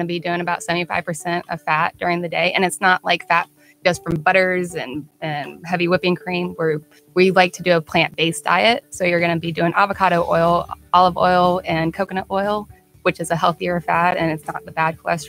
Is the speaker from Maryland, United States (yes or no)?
yes; Maryland, United States; moved away; I grew up in Maryland